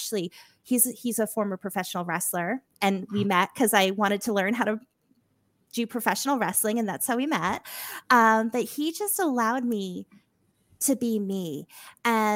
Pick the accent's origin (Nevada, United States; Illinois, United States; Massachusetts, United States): Massachusetts, United States; moved away; I'm originally from Mass.